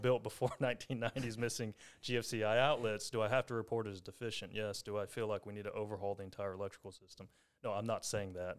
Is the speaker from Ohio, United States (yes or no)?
no; Longview, Texas, United States; I'm from Longview, born and raised